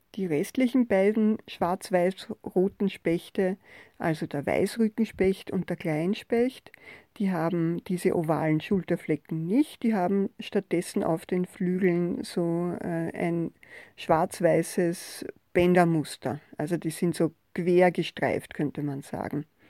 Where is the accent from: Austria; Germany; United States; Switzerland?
Austria; bei uns in Österreich und auch in Wien